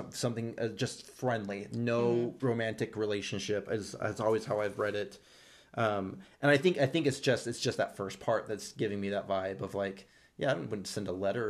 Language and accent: English; Brazil; English is a second language; I'm from Brazil. I don't know what a cowboy's cliche is.